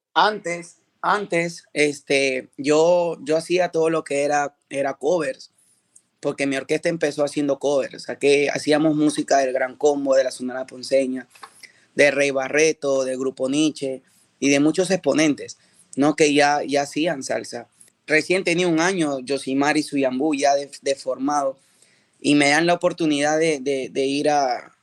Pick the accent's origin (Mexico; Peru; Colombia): Peru; now in United States